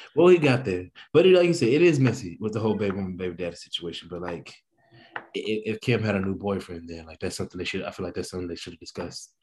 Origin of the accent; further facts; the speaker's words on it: East St. Louis, Illinois, United States; moved away as an adult; also born or lived in Boston, Massachusetts; now in New Jersey, United States; I grew up in East St. Louis.